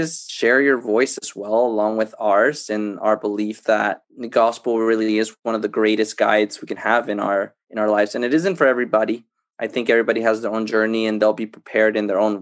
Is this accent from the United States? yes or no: no; El Salvador; I was born in El Salvador, and when I was little, my parents came to the States, and so I was raised by my grandma and grandpa